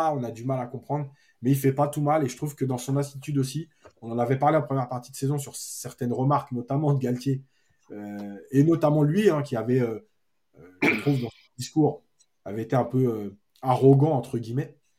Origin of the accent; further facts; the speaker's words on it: Algeria; now in Paris, France; je suis algérien